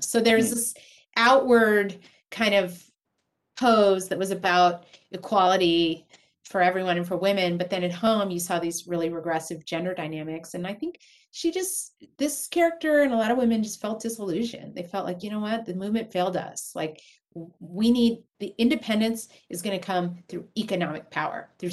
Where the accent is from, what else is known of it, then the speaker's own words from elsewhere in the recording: San Diego, California, United States; growing up in San Diego, California